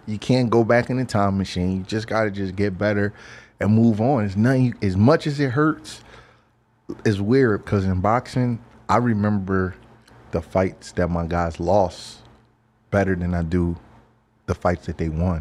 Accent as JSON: {"language": "English", "town": "Philadelphia", "region": "Pennsylvania", "country": "United States", "said": "I'm from Philadelphia"}